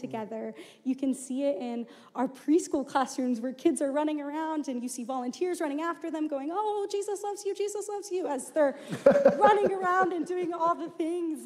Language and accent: English; Houston, Texas, United States; moved away as an adult; I'm originally from Houston, Texas, um, and so grew up there and then came to the U of A for school.